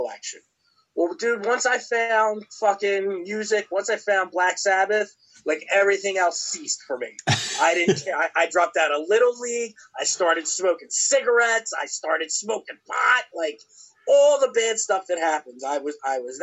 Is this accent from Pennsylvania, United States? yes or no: yes; Philadelphia, Pennsylvania, United States; moved away as an adult; also born or lived in the South (US); what I grew up with in Philadelphia